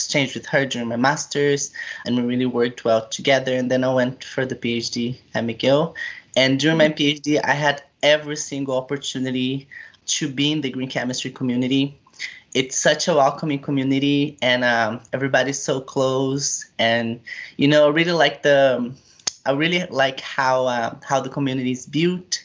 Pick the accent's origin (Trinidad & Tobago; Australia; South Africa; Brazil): Brazil; moved away as an adult; now in Switzerland; I'm from a small village in Brazil, and then I went to a university that is close to my village